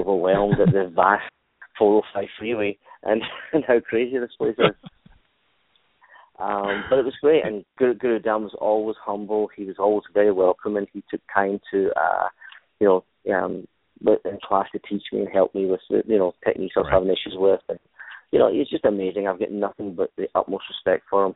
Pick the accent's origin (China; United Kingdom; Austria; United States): United Kingdom; Glasgow, Scotland; moved away as an adult; Originally, I'm from Glasgow, Scotland. I was born born in Glasgow, which is a, a working class city, one of the sort of three big cities in, in Scotland. Uh, I was born there, raised there